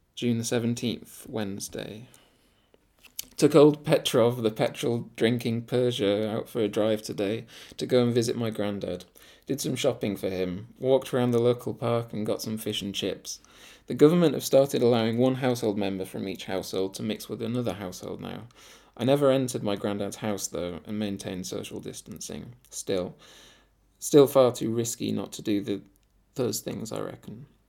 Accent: Scarborough, Yorkshire and the Humber, United Kingdom; moved away; my hometown Scarborough

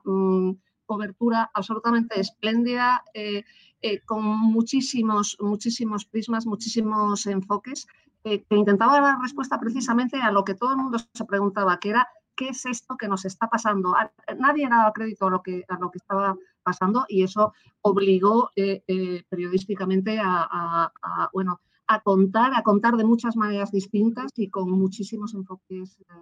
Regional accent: Spain; como ciudadana española

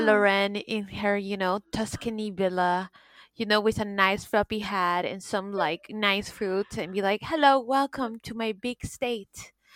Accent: Florida, United States; moved away as an adult; now in Paris, France; I grew up in Florida

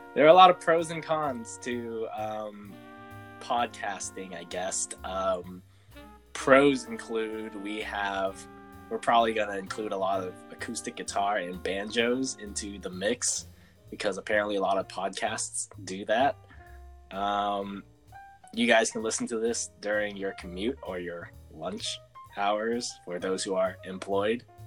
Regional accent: San Francisco, California, United States; I'm from San Francisco and like growing up on like opposite coasts

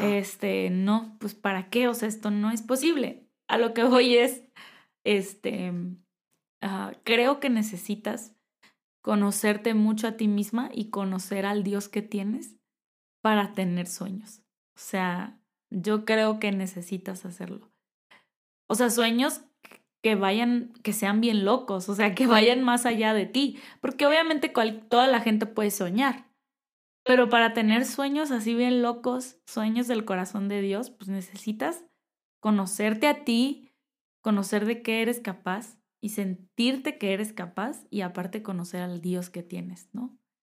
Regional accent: Tecate, Baja California, Mexico; moved away as an adult; now in Querétaro, Mexico; yo soy de Tecate, Baja California

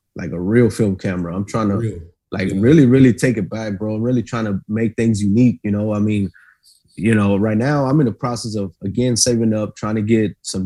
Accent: Austin, Texas, United States; also born or lived in Del Valle; I grew up on the east side of Riverside before I moved to Del Valle

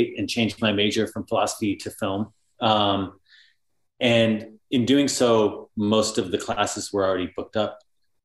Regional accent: United States; I am from the United States

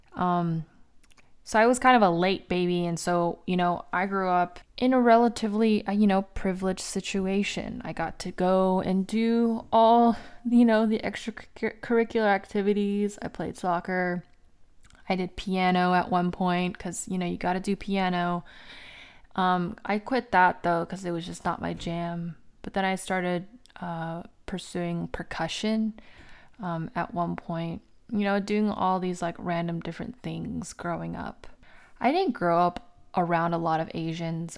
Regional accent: United States; I was born in the United States

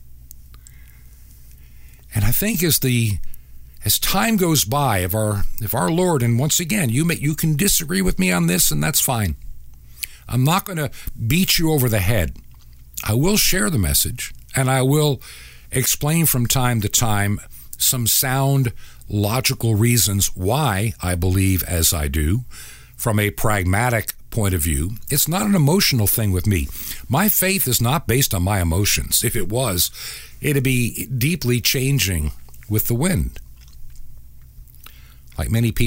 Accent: Long Island, New York, United States; I can remember when I was a child, growing up in New York State, actually outside of New York City in Long Island as a kid

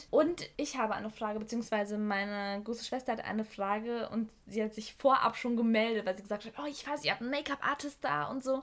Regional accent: Wolfenbüttel, Lower Saxony, Germany; Ich komme nämlich aus Wolfenbüttel und auch dort kommt der Jägermeister her.

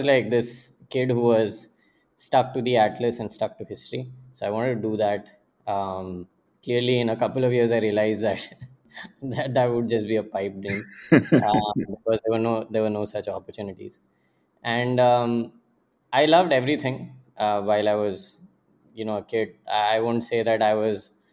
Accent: Pune, Maharashtra, India; also born or lived in Kanpur, India / Jamshedpur, India; my dad and mom and I, like when I was two, we moved to Pune. And that was the first time we lived in the city

